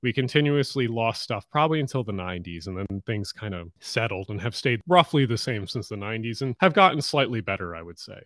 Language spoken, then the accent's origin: English; Glassboro, New Jersey, United States; also born or lived in Pitman, New Jersey; I grew up in two towns, one called Pittman and one called Glassboro, New Jersey